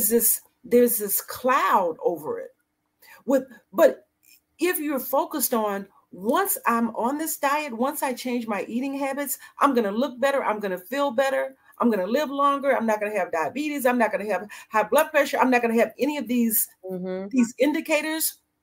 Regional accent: Annapolis, Maryland, United States; I said, well, you know, I'm here visiting from Maryland. He said, where? I said, Annapolis.

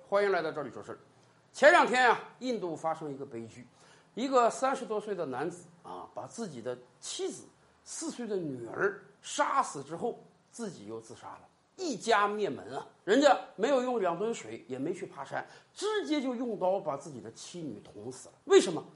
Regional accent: China; 我们中国人民对于新冠啊，早就从恐惧变成了无惧了

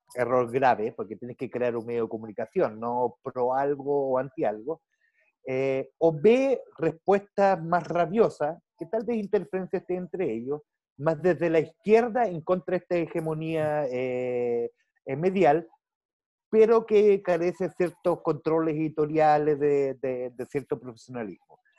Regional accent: Germany; moved away; yo crecí en Alemania

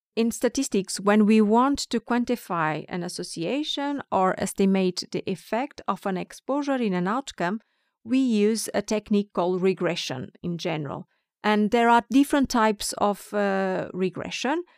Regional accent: Porto, Norte, Portugal; moved away as an adult; now in Stockholm, Sweden; I'm from Porto, the second largest city in Portugal

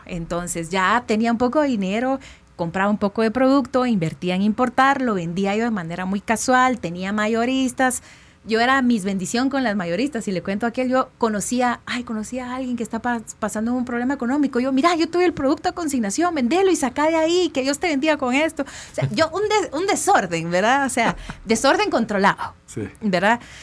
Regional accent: Quetzaltenango, Guatemala; soy del interior de Guatemala, de Shela

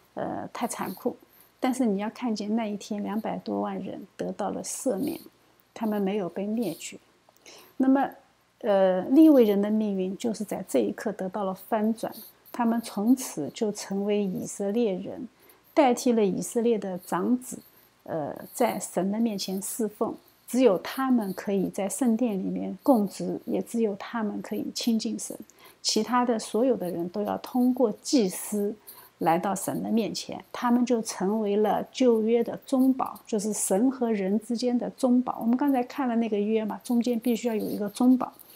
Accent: China; 我们中国人呢，往往不知道俗罪

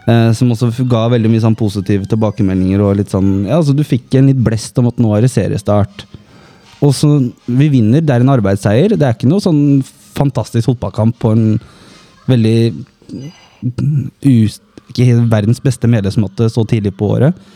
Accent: Bergen, Vestland, Norway; Jeg er fra Bergen.

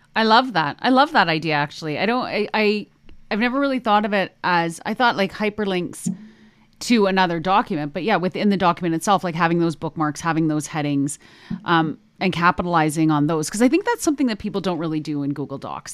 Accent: Canada; accent: Canadian; hear my Canadian about there

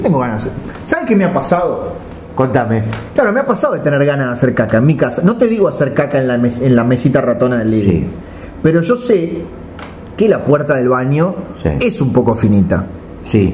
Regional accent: Argentina; Los argentinos

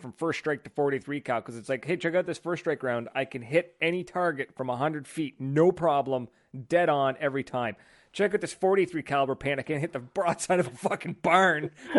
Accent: the Maritimes, Canada; born or raised there

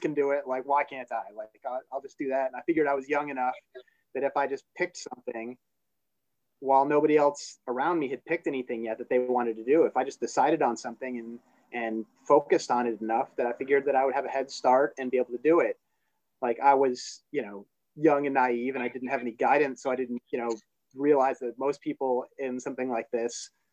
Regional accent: Chicago suburbs, Illinois, United States; also born or lived in New Jersey / Hollywood, California / Boston; I was born in Jersey, but my folks split up and got back together. And when they did, my dad had a job offer in Illinois. So he dragged us up to Chicago Burbs. And then, you know, was here through high school

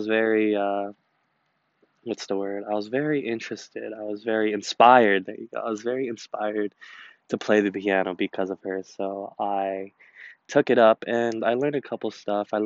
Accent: United States; I'm Asian American, but I am also Chinese and Filipino.

